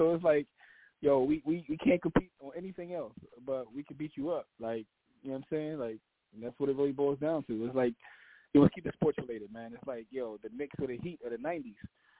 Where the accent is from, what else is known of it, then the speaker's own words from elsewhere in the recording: Canada; I'm Canadian.